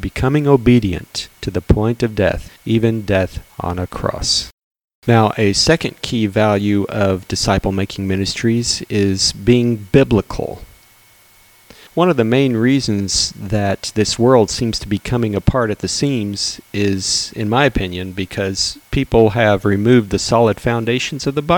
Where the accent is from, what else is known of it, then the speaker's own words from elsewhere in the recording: Texas, United States; Growing up in Texas, my family used to attend an annual chili cook-off competition.